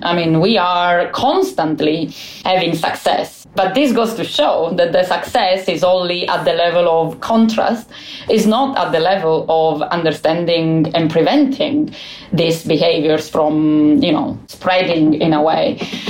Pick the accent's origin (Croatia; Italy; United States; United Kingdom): Italy; Calabria; moved away; I come from Calabria. I come from a mafia region. I study this because of where I'm from.